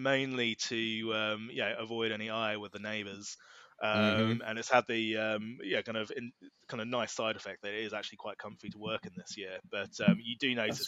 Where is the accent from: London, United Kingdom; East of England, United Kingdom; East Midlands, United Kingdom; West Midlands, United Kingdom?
East of England, United Kingdom; Norfolk; we're both from Norfolk. I'm in Norwich